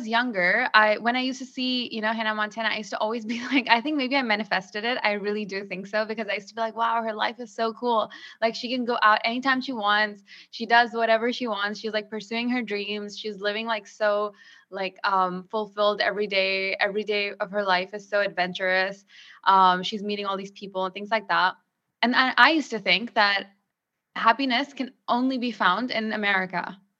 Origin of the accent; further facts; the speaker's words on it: Pakistan; moved away; So when I grew up in Pakistan, I didn't have as much freedom.